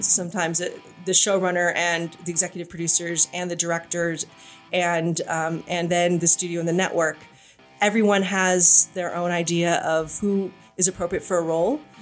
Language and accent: English; Arcadia, California, United States; also born or lived in New York / Tel Aviv; I'm a Los Angeles native. Uh, I grew up in Arcadia, which is east of Pasadena, so the San Gabriel Valley, the other valley.